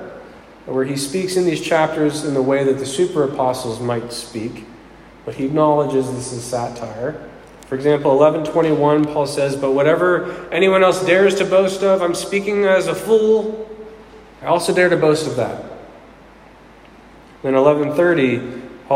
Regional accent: Pittsburgh, Pennsylvania, United States; I was raised in Pittsburgh, and it's in my blood

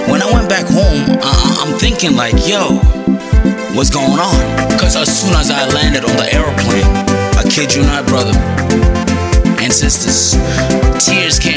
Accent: United States; I'm American

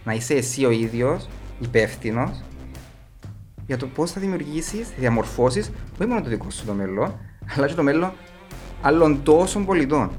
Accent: Kormakitis, Cyprus; Είμαι από τον Κορμαγίτη ένα από τα πιο όμορφα, δεν θα πω το πιο όμορφο για να μην είμαι πολλά κλεισέ, ένα από τα πιο όμορφα χωριά της Κύπρου

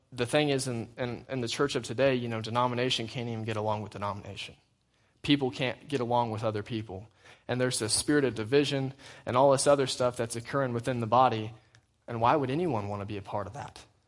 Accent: United States; I'm still an American

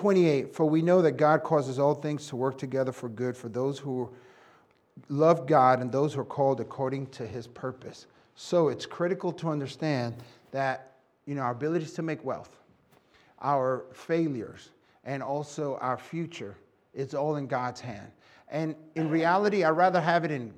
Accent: New York City, New York, United States; I was born and raised in New York City and Puerto Rican

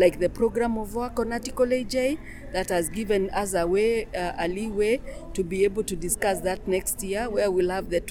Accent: Kenya; I'm from Kenya. I'm a Maasai

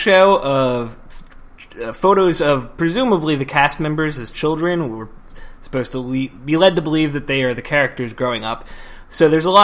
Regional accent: Philadelphia, Pennsylvania, United States; I'm from Philadelphia, Pennsylvania

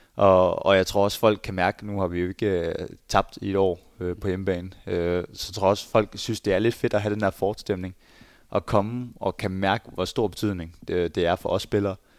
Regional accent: Skjern, Central Denmark Region, Denmark; moved away as an adult; now in Berlin, Germany; jeg kommer fra Skjern, og nu bor jeg i, i Berlin

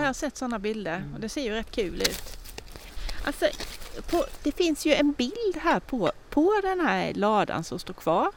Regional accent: Tingsryd, Kronoberg County, Sweden; papper som är från min hembygd

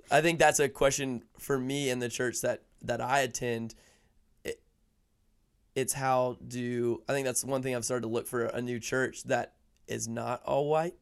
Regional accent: Atlanta, Georgia, United States; I live in the suburbs because I'm from Atlanta.

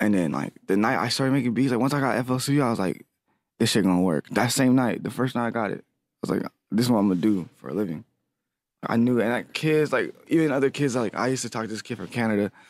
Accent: Lancaster, California, United States; now in Los Angeles, United States; I'm from Lancaster, California. Well, I live in L A now. I moved out to Lancaster mostly. I was raised there

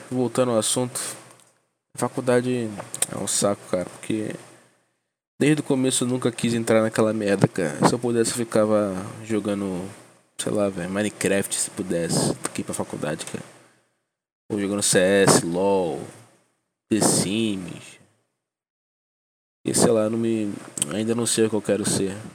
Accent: Salvador, Bahia, Brazil; born there; now in Nova Iguaçu, Brazil; tenho 20 anos para 21, moro em Nova Iguaçu, mas nasci em Salvador, Bahia.

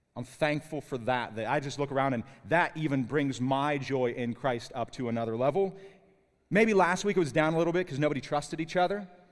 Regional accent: Pittsburgh, Pennsylvania, United States; moved away; also born or lived in North Carolina; I'm actually not from North Carolina originally. I'm from Pennsylvania, Pittsburgh to be exact

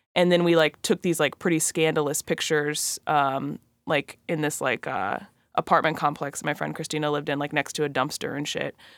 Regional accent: California, United States; also born or lived in Atlanta, Georgia; my mom took me and my brother out to California

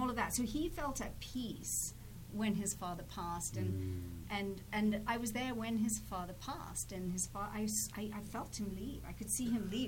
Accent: England, United Kingdom; I'm English

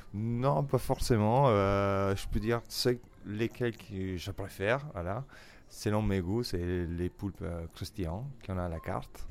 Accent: Italy; French is a second language; moved away as an adult; also born or lived in England; now in Paris, France; Je suis italien

